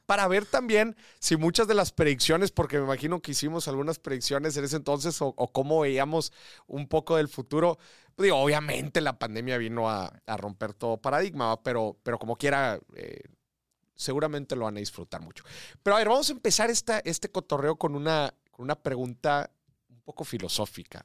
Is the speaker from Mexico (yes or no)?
yes; Mexico